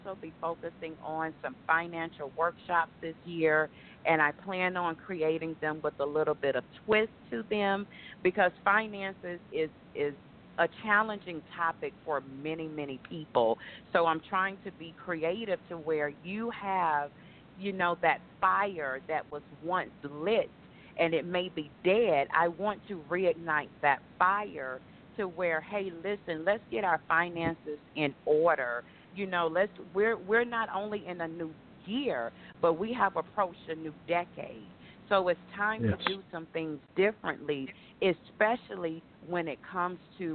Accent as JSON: {"language": "English", "town": "Jacksonville", "region": "Florida", "country": "United States", "tie": "born or raised there", "said": "I am originally from Jacksonville, Florida"}